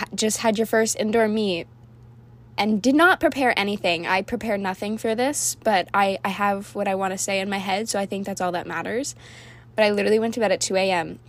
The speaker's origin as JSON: {"language": "English", "town": "Orlando", "region": "Florida", "country": "United States", "also_born_or_lived": "Cocoa Beach, Florida", "moved": "as an adult", "lives_now": "High Point, United States", "said": "I am originally from Fl- Orlando, Florida"}